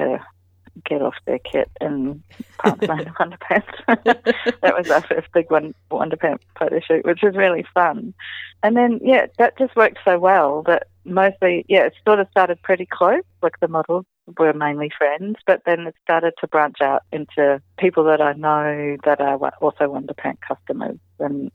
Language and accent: English; New Zealand; I'm a Kiwi gal